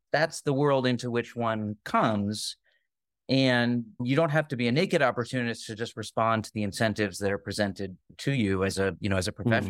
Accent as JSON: {"language": "English", "town": "Springfield", "region": "Massachusetts", "country": "United States", "tie": "born or raised there", "said": "I grew up in Springfield, Massachusetts"}